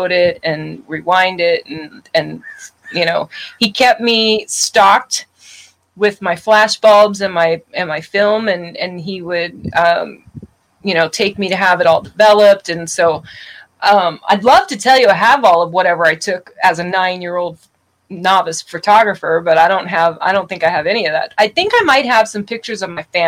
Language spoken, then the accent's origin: English; outside of New Orleans, Louisiana, United States; also born or lived in Tulsa, Oklahoma; born in Tulsa, Oklahoma, raised in outside of New Orleans, Louisiana.